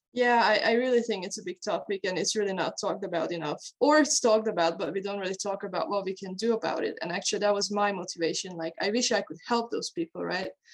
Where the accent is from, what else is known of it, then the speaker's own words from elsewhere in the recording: Hungary; moved away as an adult; now in Denmark; I'm originally from Hungary. I was born and raised in Hungary, and then I moved to Denmark to go to university. And that's where I live today